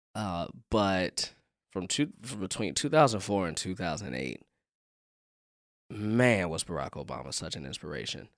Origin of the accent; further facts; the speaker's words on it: Chicago, Illinois, United States; being a Chicagoan